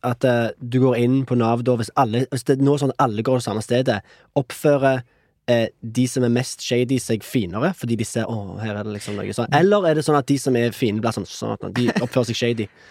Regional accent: Norway; moved away as an adult; also born or lived in Canada; jeg som nordmann

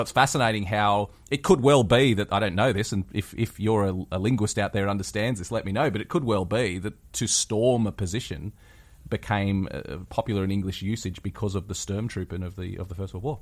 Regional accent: West Wyalong, New South Wales, Australia; my hometown in, uh, West Wyalong

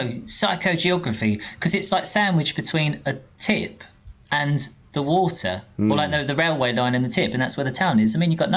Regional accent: Tilbury, East of England, United Kingdom; also born or lived in Orsett / Stanford-le-Hope; I lived in the pub in the middle of all these different towns. And then Tilbury, and then sort of my teenage years in Tilbury Town.

